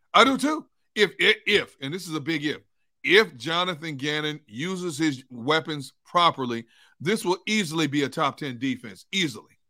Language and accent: English; Milwaukee, Wisconsin, United States; now in Philadelphia, United States; I grew up in Milwaukee, and the closest White Castle we had was in Chicago